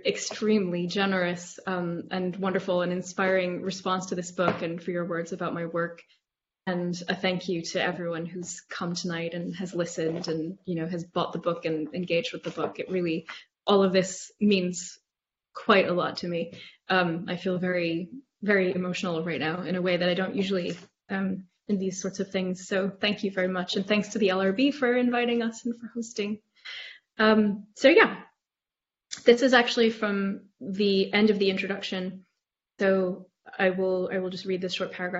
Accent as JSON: {"language": "English", "country": "United States", "said": "I'm American"}